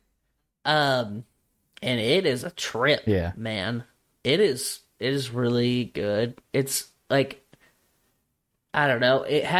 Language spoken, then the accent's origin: English; Louisiana, United States; New Mexico. What the fuck? I'm from Louisiana.